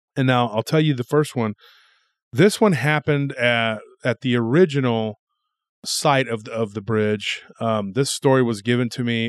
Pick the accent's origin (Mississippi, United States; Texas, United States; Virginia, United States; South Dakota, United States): Texas, United States; Granger, Texas area, United States; that area of my hometown